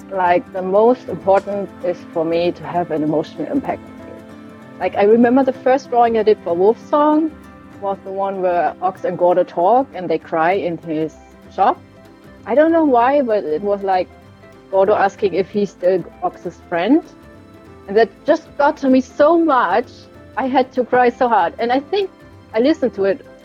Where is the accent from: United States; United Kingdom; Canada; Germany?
Germany; I'm an artist from Germany.